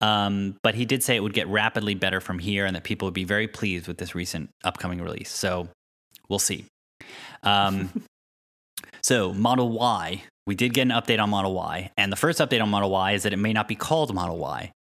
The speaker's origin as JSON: {"language": "English", "region": "East Coast", "country": "United States", "tie": "born or raised there", "said": "the homes we grew up in on the East Coast"}